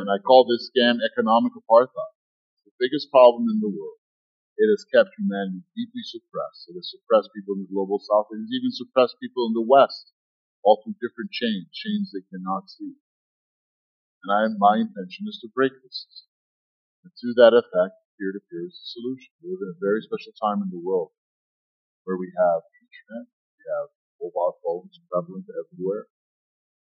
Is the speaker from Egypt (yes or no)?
yes; Egypt; now in United States; I'm from Egypt